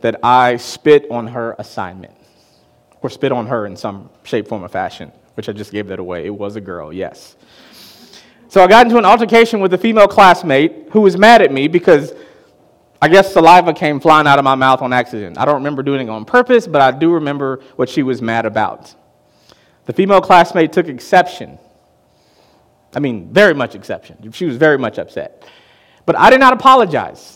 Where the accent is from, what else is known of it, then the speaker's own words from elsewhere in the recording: Chicago, Illinois, United States; I'm from Chicago, and I grew up on the south side of Chicago.